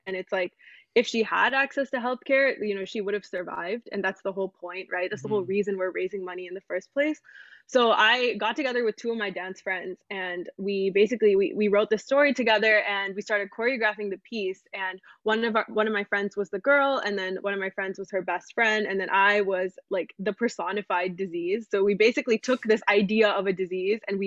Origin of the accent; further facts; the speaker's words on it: United States; the side of me that's grown up in America